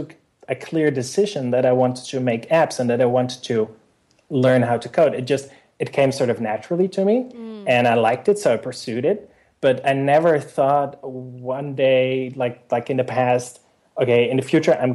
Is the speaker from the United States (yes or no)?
no; Netherlands; in my hometown and in the Netherlands